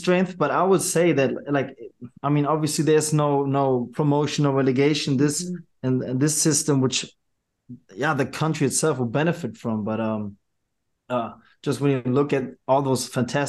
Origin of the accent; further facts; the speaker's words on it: Germany; also born or lived in New York; Well, it's hard to put it in words since I was born and raised in Germany.